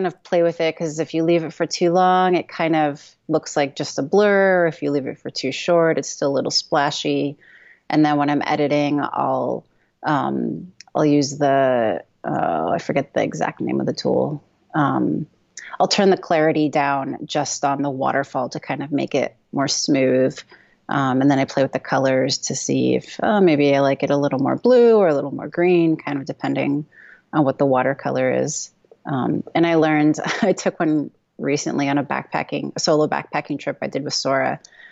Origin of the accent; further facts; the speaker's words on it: Oregon, United States; we're from Oregon